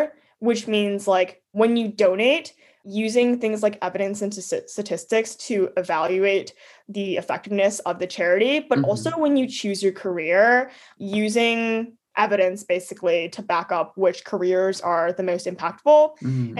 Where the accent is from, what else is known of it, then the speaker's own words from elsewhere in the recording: St. Petersburg, Florida, United States; I'm from St. Pete, Florida.